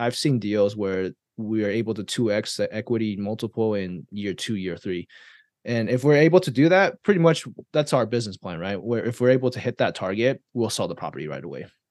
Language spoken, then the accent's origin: English; Taiwan; now in United States; I was born and raised in Taiwan